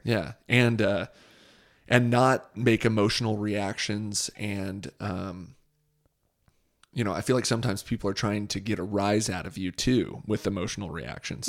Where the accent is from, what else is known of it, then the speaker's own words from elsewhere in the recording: Southern California, United States; growing up in Southern California